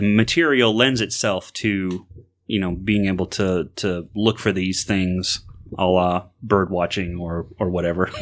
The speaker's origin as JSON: {"language": "English", "region": "Florida", "country": "United States", "tie": "born or raised there", "said": "growing up in Florida"}